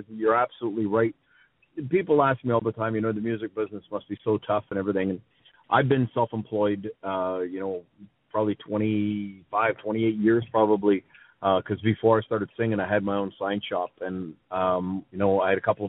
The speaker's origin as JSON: {"language": "English", "town": "Sudbury", "region": "Ontario", "country": "Canada", "tie": "born or raised there", "said": "my hometown of Sudbury"}